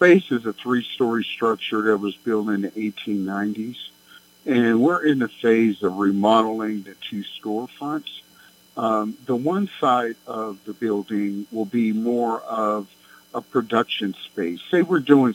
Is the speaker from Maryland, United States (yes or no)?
no; Braddock, Pennsylvania, United States; also born or lived in California; I grew up in Braddock